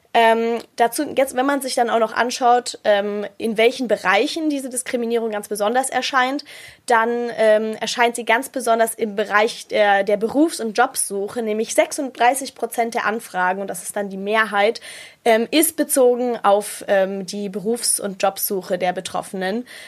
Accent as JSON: {"language": "German", "town": "Munich", "region": "Bavaria", "country": "Germany", "said": "bei uns in Bayern, also in München"}